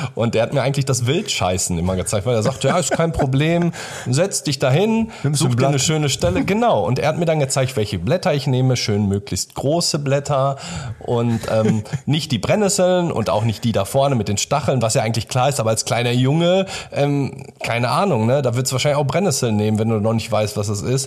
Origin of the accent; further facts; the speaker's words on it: Germany; Wir sind beide hier in Deutschland geboren